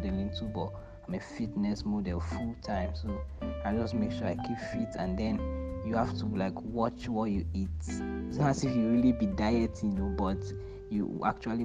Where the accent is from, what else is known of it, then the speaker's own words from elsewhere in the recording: Uyo, Akwa Ibom, Nigeria; also born or lived in Port Harcourt, Rivers State / Abia State (ancestral); born in Port Harcourt, brought up in Uyo, Akwa Ibom State.